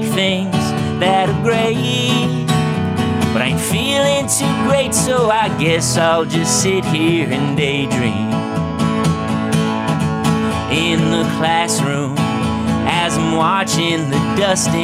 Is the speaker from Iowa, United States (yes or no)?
no; Austin, Texas, United States; now in Portland, United States; growing up there